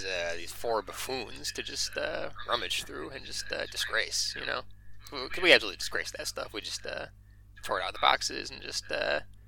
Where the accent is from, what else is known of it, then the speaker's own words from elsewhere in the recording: Michigan, United States; moved away; I was from Michigan